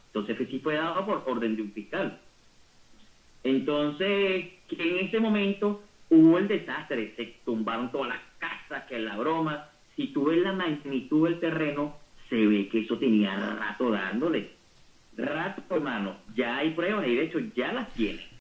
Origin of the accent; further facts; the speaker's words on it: Guatire, Miranda, Venezuela; Yo solamente soy un ciudadano venezolano, guatileño, preocupado por mi ciudad.